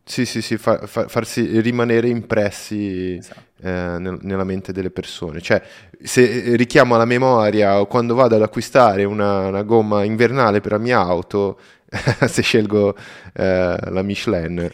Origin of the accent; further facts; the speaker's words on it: Brazil; Italian is a second language; io sono brasiliano